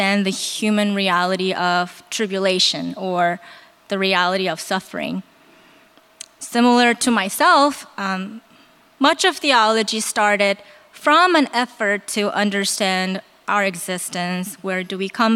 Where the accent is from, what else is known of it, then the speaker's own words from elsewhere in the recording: South Korea; moved away; I'm from Korea